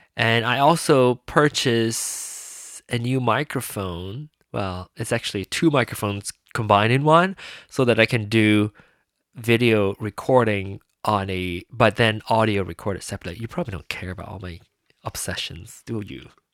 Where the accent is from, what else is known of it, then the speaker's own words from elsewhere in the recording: Penang, Malaysia; moved away; my hometown, my place of birth